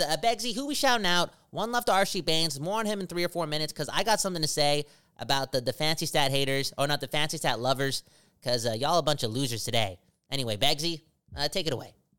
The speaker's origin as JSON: {"language": "English", "town": "Surrey", "region": "British Columbia", "country": "Canada", "tie": "born or raised there", "said": "Surrey. That's my hometown"}